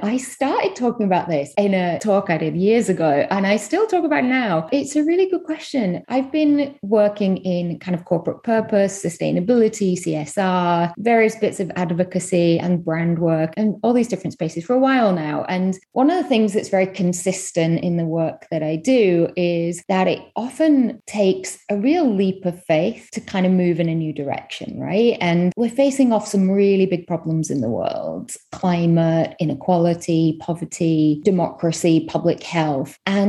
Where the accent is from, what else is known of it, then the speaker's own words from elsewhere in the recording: Manchester, North West England, United Kingdom; accent: UK; moved away as an adult; also born or lived in London / Delhi; now in New York, United States; I am originally from Manchester in the UK, via London, 8 years in Delhi, and the last 2 and a bit years in New York. So my accent might be wavering a little bit at this point.